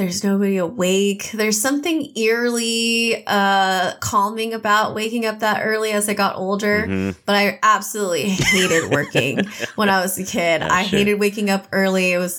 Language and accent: English; United States; born there; And then I was born in America.